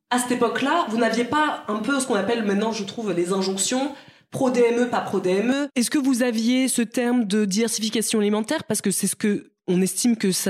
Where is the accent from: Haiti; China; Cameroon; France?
Cameroon; born there; on est nés en Afrique, Marisa et moi, mm-hmm. au Cameroun.